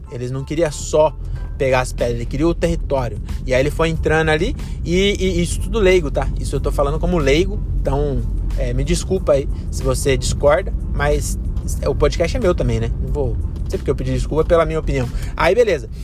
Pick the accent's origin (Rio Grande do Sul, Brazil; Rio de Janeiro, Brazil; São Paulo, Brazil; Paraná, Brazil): São Paulo, Brazil; Francisco Morato; Eu não vim da favela, sou de Morato, é, de um bairro que, que teve as. Quer dizer, depois dos meus 12 anos tinha asfalto. Mas até os 12 não tinha asfalto